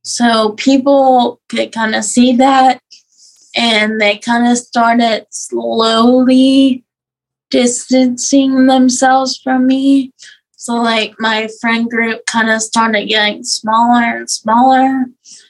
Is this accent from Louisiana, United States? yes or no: yes; South Louisiana, United States; I'm from South Louisiana.